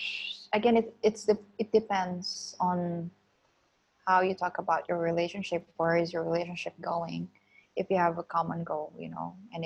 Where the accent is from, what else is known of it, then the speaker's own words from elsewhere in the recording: Philippines; I grew up in in Philippines, we're religious. It's a Catholic country. We all went to Catholic school, Catholic university